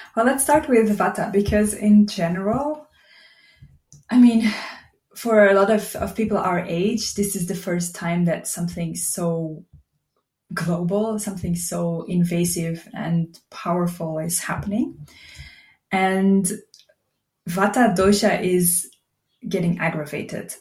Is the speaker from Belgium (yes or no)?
yes; Belgium; moved away as an adult; now in Portugal; I'm originally from Belgium and I moved to Portugal about three years ago